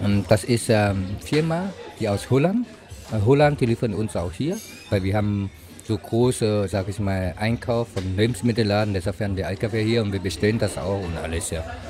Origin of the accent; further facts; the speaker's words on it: Vietnam; now in Weimar, Germany; Ich komme aus Vietnam